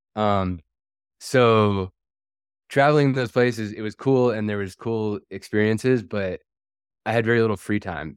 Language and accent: English; Washington, United States; I'm originally from Washington State.